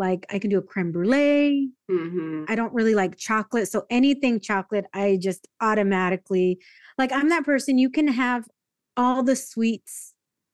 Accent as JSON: {"language": "English", "town": "Escondido", "region": "California", "country": "United States", "tie": "born or raised there", "said": "I grew up in North County, in North County, San Diego, a city called Escondido."}